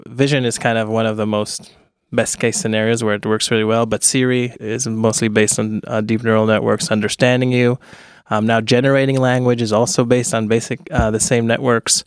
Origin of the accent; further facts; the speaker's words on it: Ra'anana, Central District, Israel; moved away as an adult; also born or lived in United States; I grew up in Israel